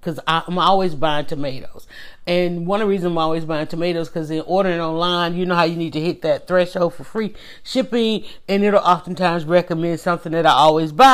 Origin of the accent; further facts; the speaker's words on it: the South, Georgia, United States; I'm from the South. I'm in Georgia.